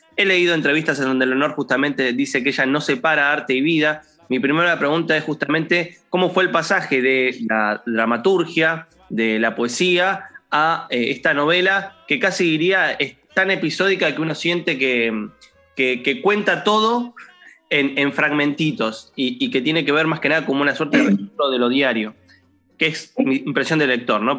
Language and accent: Spanish; Argentina; a mí como argentino